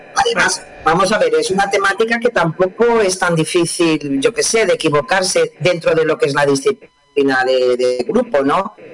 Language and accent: Spanish; Spain; somos los españoles